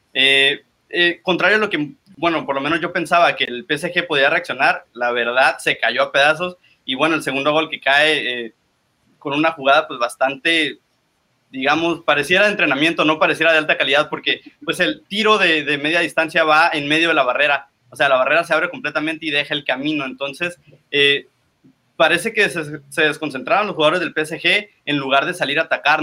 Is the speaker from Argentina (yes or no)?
no; Tijuana, Baja California, Mexico; yo soy originario de Tijuana y estoy en Tijuana